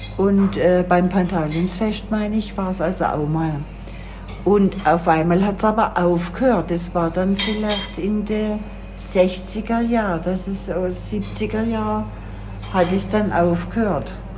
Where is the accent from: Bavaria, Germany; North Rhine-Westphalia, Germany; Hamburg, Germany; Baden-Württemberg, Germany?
Baden-Württemberg, Germany; Oberrotweil; ich bin ja auf dem Dorf groß geworden, am Kaiserstuhl in Oberrotweil